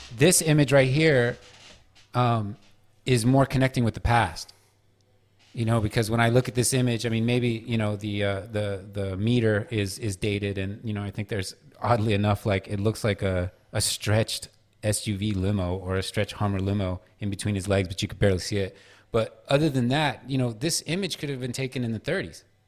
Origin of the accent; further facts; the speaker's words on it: San Francisco, California, United States; moved away as an adult; also born or lived in New York; now in Los Angeles, United States; I grew up in San Francisco until I was about twenty-one, and then I spent the next, uh, eighteen years of my life in New York, and now I'm in L